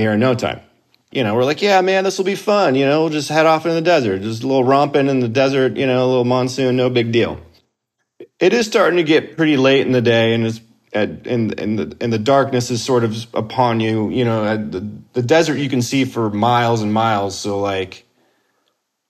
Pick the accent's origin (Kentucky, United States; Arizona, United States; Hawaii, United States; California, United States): Arizona, United States; Tempe; now in Los Angeles, United States; Grew up in Arizona. Grew up in Tempe specifically